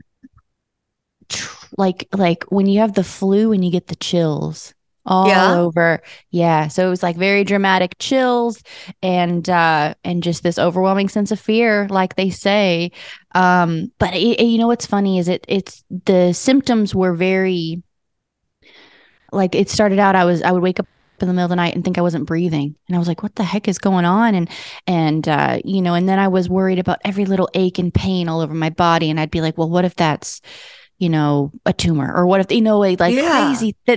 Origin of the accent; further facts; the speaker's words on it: Las Vegas, Nevada, United States; moved away as an adult; now in Nashville, United States; I was born in Nashville, but I grew up in Las Vegas, came back to Nashville about 6 years ago full time